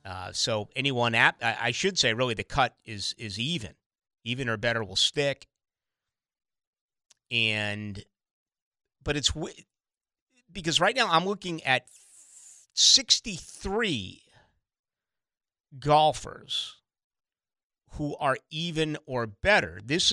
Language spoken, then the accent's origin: English; Boston, Massachusetts, United States; When I grew up in Boston, we did that all the time.